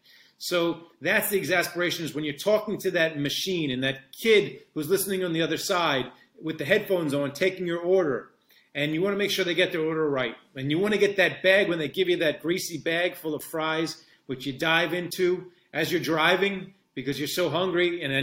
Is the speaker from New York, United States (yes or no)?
yes; New York, United States; I grew up in New York, but we had relatives down in Washington, D.C.